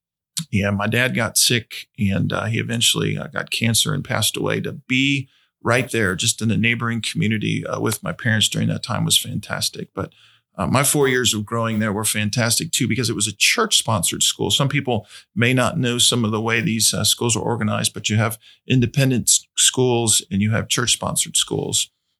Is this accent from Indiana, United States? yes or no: yes; Indiana, United States; I was born and raised in Indiana. I really enjoyed my Hoosier roots